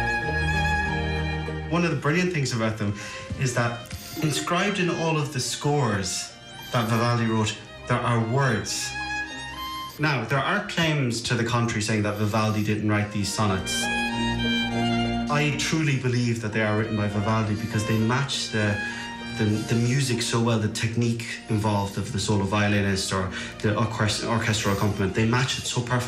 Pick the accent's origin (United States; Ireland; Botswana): Ireland; Kilkenny, Leinster; I'm from Kilkenny